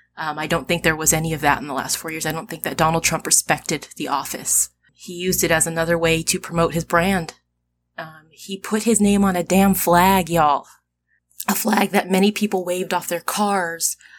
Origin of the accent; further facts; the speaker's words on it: United States; I'm an American. I'm a very proud American